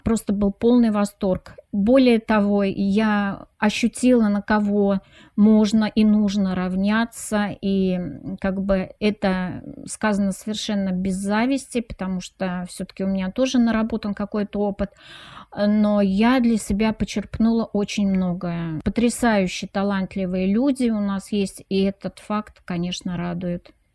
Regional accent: Samara, Samara Oblast, Russia; moved away; я приезжала на процедуру награждения, допустим, в родной город Самара

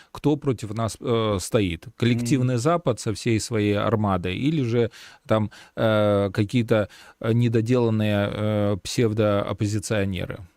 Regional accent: Belarus; мы э, сейчас, белорусы

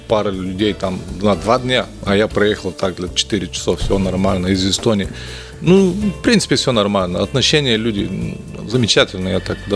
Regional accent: Bulgaria; Russian is a second language; ну, я из Болгарии, там история нормально, все. Образование было нормально.

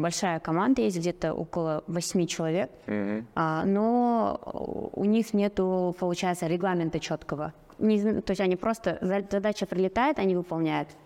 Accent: Aktau, Mangystau Region, Kazakhstan; now in Astana, Kazakhstan; я сама родом из Актау, сейчас я живу в Астане

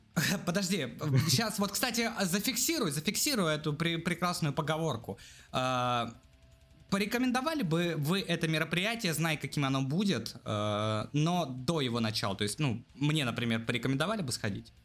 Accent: Russia; мы из России

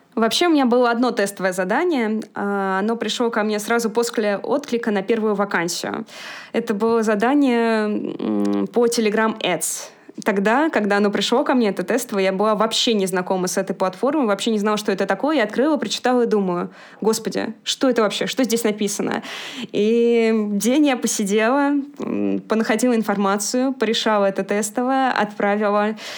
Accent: Moscow, Russia; я родилась и живу в Москве

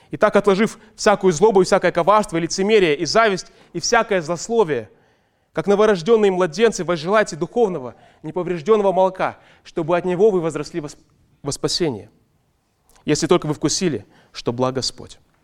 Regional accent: Ust-Kamenogorsk, East Kazakhstan Region, Kazakhstan; now in Almaty, Kazakhstan; мы росли в доме в детстве в Усть-Каменогорске

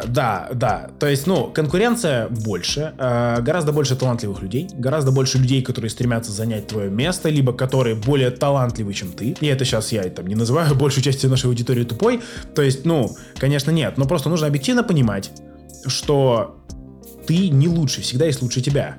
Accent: Saint Petersburg, Russia; Сам я из Питера, но часто я по работе в Москве

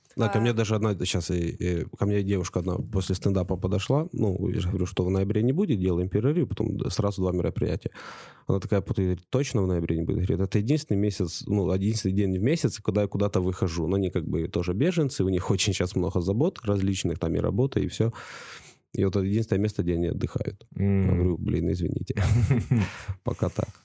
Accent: Ukraine; now in Estonia; я из Украины

